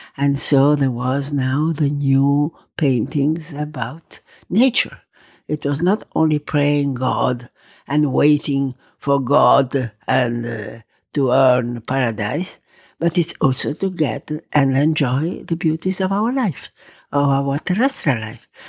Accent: Verona, Veneto, Italy; English is a second language; also born or lived in Rome, Italy / Valpolicella, Italy; now in Tuscany, Italy; I was born in Roma. Then we had to go to Verona.

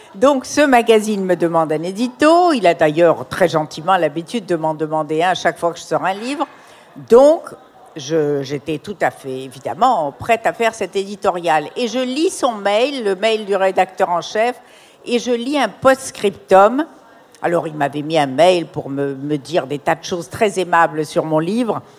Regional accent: Morocco; dans mon enfance au Maroc

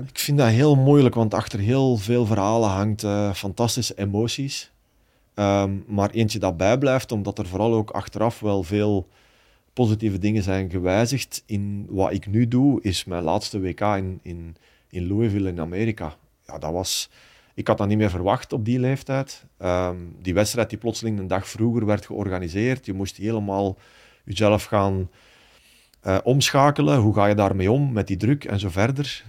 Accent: Baal, Flanders, Belgium; bij ons in Baal

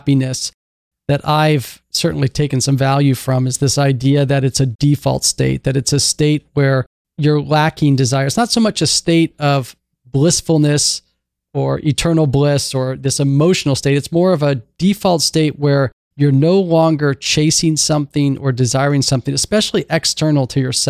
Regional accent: Pacific Northwest, United States; also born or lived in Eugene, Oregon; I grew up in the Pacific Northwest. I'm podcasting right now out of Seattle.

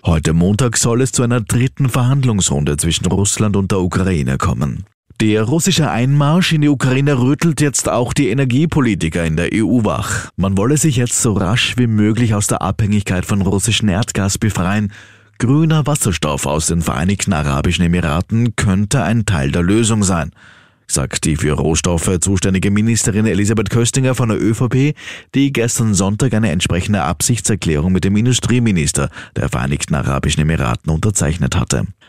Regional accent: Austria; bei uns in Österreich

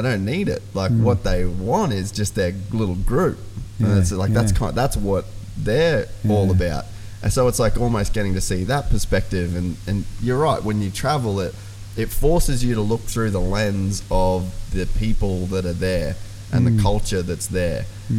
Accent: Cape York, Queensland, Australia; growing up in Cape York, I always had a real appreciation for small communities

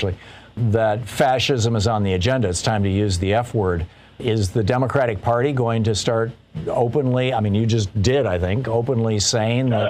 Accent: Michigan, United States; moved away; also born or lived in Detroit; I grew up in Michigan

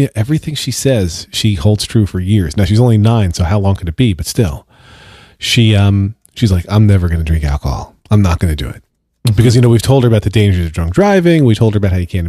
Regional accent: Pennsylvania, United States; Where I grew up in Pennsylvania

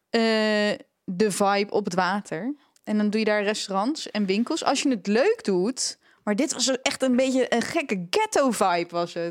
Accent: Netherlands; We zijn als Nederlanders

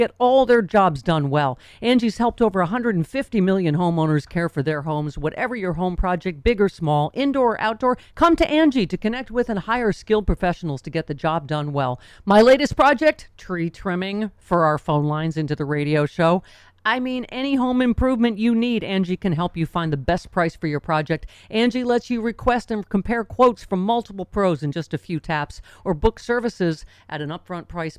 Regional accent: Buffalo, New York, United States; Buffalo is my hometown. And, you know, Top Supermarket is where I shop my whole life

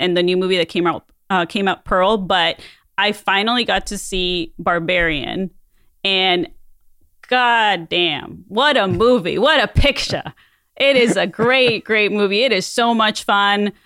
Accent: Mexico; moved away; as a kid growing up in Mexico

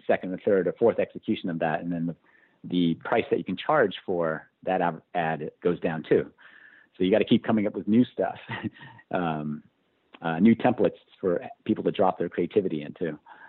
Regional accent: Poughkeepsie, New York, United States; Both my parents worked for IBM. I'm from Poughkeepsie, New York.

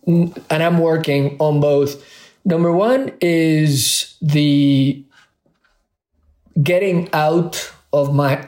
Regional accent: Puerto Rico; also born or lived in Spain; whether it was in Spain where I grew up or in Puerto Rico. And then both Burger King, which was stronger in Puerto Rico where I was growing up than McDonald's.

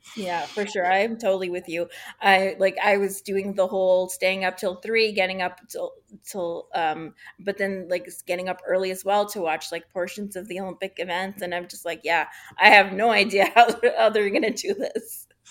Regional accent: Canada; I'm Canadian

